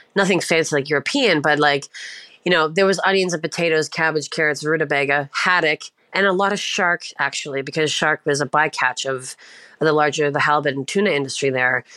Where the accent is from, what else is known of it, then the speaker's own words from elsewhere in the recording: Prince Edward Island, Canada; now in Ontario, Canada; I'm from Prince Edward Island, which is like the smallest island in Canada, situated in the far east side of the country, and uh, sort of looks like a little half or uh, quarter moon floating in the ocean. it's very small. I was raised in a very small fishing village